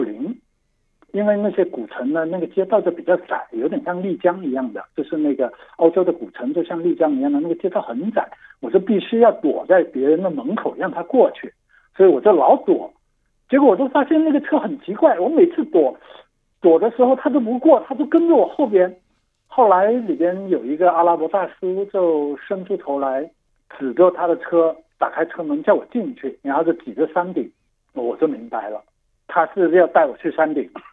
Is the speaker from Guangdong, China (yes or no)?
yes; Guangdong, China; Chinese is a second language; 我是广东人，所以我就不太会说纯正的